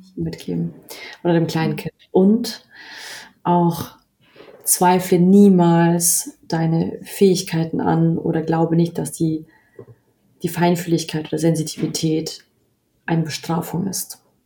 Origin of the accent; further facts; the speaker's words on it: Bavaria, Germany; obwohl in Bayern niemand irgendwie da Interesse hat, in dem Umfeld, wo ich aufgewachsen bin